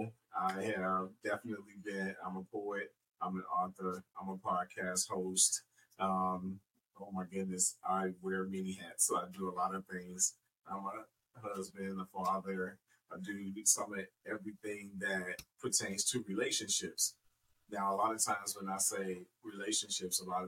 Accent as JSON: {"language": "English", "town": "Chicago", "region": "Illinois", "country": "United States", "tie": "born or raised there", "said": "I was definitely born and raised in Chicago, Chicago's South Side."}